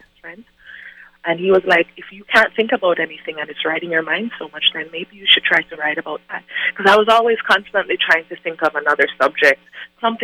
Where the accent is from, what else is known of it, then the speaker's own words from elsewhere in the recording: Jamaica; I'm from Jamaica